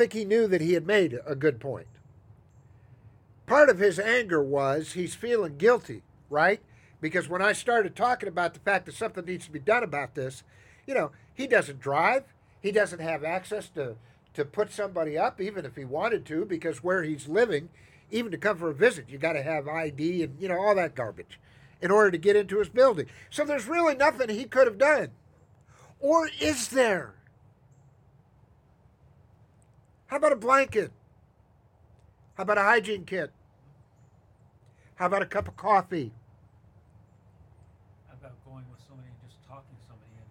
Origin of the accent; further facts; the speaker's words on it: Chicago, Illinois, United States; now in Atlanta, United States; when I was a kid growing up in Chicago